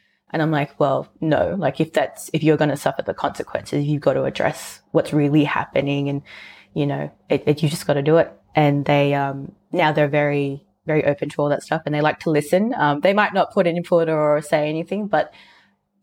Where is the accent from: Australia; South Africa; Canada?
Australia; Sydney, New South Wales; being, you know, Filipino and growing up in Sydney